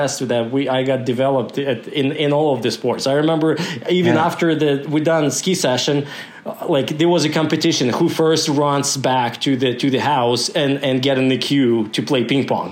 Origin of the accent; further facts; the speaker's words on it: Kozhva, Komi Republic, Russia; English is a second language; moved away as an adult; now in Alberta, Canada; I was born in a little village called Kozhva. So it's Kozhva.